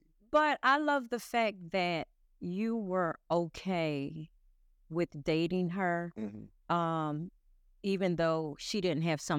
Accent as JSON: {"language": "English", "town": "Philadelphia", "region": "Pennsylvania", "country": "United States", "said": "I am."}